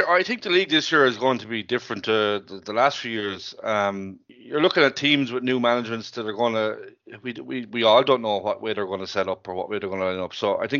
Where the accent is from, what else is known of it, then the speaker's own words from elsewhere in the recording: County Limerick, Munster, Ireland; moved away as an adult; now in Enniscorthy, Ireland; I'm a club man and a neighbour of yours growing up, yep. In County Limerick, and I'm down in Enniscorthy, just outside Enniscorthy in Wexford for the last 8 years now.